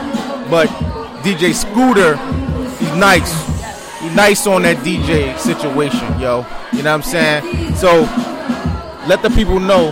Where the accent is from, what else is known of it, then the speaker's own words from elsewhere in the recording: Philadelphia, Pennsylvania, United States; I'm born and raised in West Philly, 42nd and Westminster